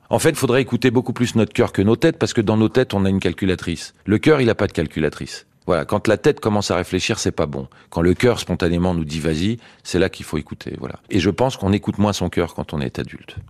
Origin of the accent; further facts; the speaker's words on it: France; je suis français moi. Je suis pas israélien.